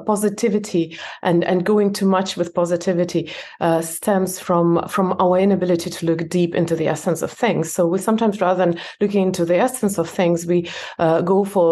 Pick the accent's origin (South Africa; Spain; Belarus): Belarus; moved away; I was born in Belarus. It's a different country now, and in my passport, it looks as if I immigrated